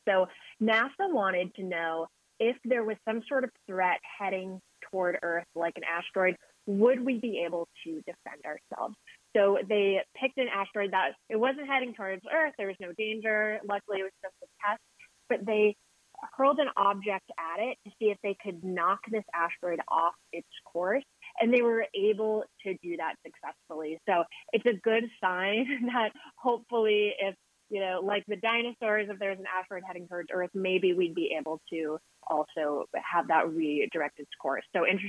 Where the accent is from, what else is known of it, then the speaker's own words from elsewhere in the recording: San Francisco, California, United States; Being from San Francisco myself